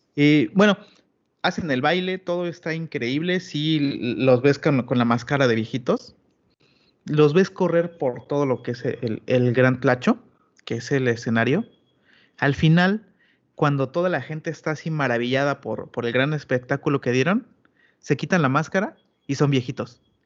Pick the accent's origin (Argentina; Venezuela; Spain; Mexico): Mexico; yo como mexicano